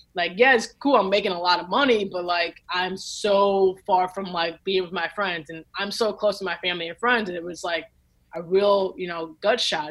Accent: Lincolnwood, Illinois, United States; I grew up in Lincolnwood, Illinois

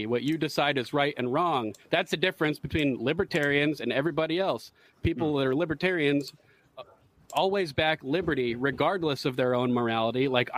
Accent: United States; I'm an American

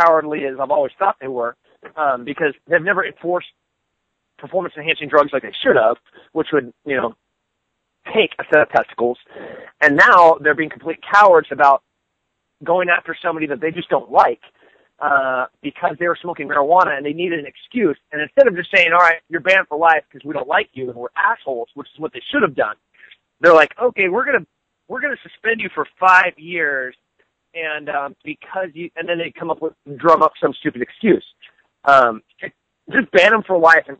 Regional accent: United States; I'm an American

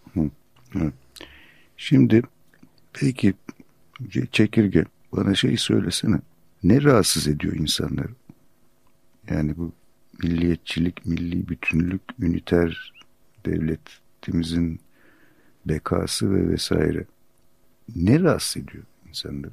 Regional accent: Turkey; "Türk'üm," dedim.

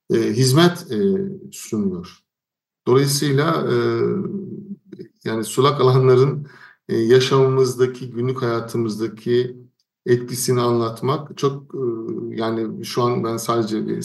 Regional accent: Turkey; moved away; Menderes Nehri benim köyümdeki çayırlarda, e, Karyaşlar Köyü'nün çayırlarını buluşturdu.

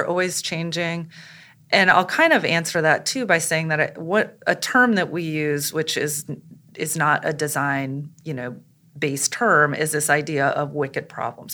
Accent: St. Louis, Missouri, United States; I'm originally from Saint Louis, Missouri.

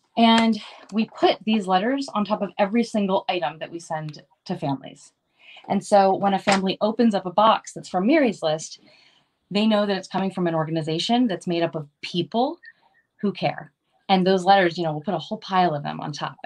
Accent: Maryland, United States; now in Los Angeles, United States; that's actually where I'm from. I'm from Maryland

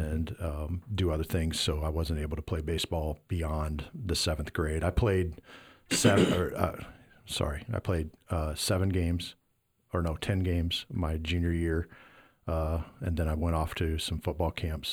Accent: Iowa, United States; moved away; I'm from Iowa

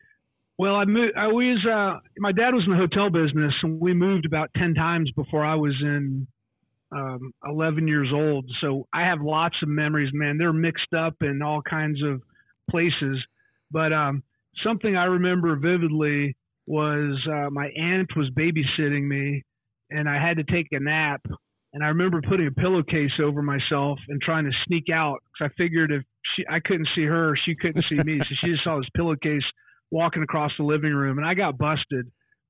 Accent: Melbourne Beach, Florida, United States; I'm from Melbourne Beach, Florida.

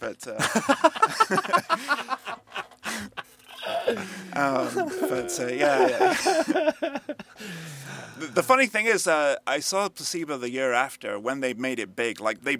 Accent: Leeds, Yorkshire and the Humber, United Kingdom; now in Gwangju, South Korea; In my hometown, Leeds

